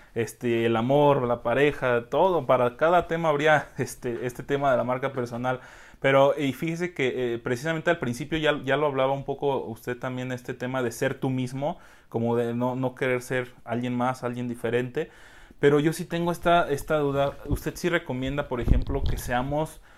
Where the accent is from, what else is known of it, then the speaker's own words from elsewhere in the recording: Mexico; como buenos mexicanos, queremos todo rapidísimo